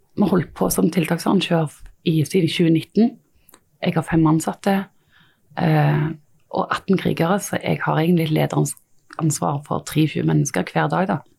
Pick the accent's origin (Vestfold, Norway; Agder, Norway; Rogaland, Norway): Rogaland, Norway; Stavanger area; jeg er jo fra Stavanger-området